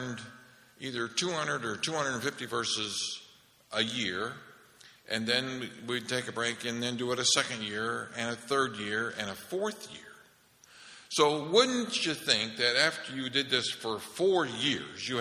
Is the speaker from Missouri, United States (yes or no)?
no; Holland, Michigan, United States; We're growing up in Holland, Michigan, and Marlene and I went to the same grade school that our mother went